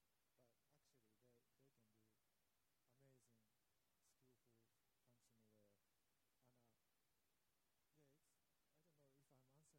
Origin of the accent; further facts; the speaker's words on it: Australia; I'm Australia from Australia too